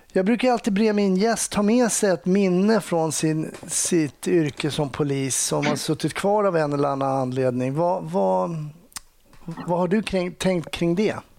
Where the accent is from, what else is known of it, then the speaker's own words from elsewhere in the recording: Stockholm, Stockholm County, Sweden; det är precis där jag är uppvuxen